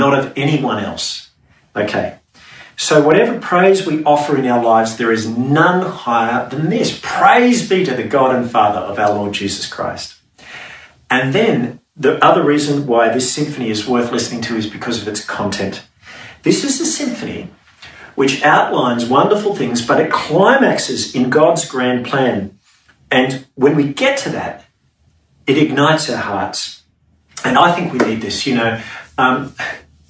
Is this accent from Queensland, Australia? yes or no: no; Sydney, New South Wales, Australia; growing up in Sydney's suburbs near the bush in summer